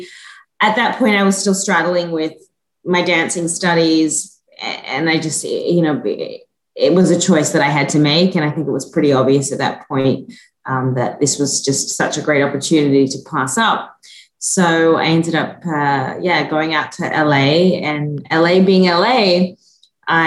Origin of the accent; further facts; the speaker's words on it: Gordonvale, Queensland, Australia; moved away as an adult; also born or lived in Hunter Valley, New South Wales / Sydney, Australia; now in South Carolina, United States; So, yeah, I was born in North Queensland. Both my parents are from a small town just outside of there. So most of my childhood was spent at a little place called Gordonvale, just outside of Cairns.